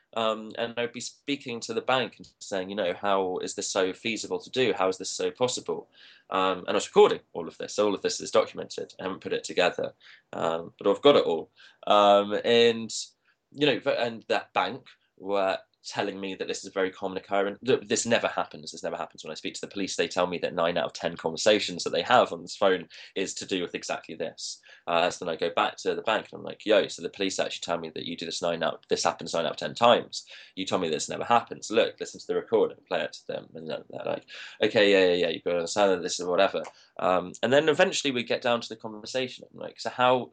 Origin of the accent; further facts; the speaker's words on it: Leicester, East Midlands, United Kingdom; I'm from Leicester